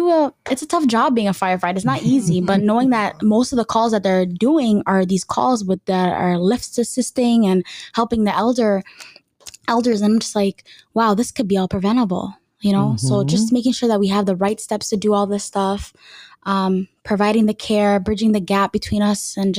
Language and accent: English; Minneapolis, Minnesota, United States; growing up in Minneapolis